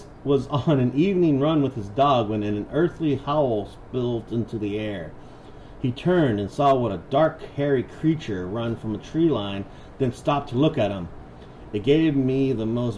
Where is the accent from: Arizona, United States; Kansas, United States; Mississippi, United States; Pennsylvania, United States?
Arizona, United States; Phoenix; we grew up in Phoenix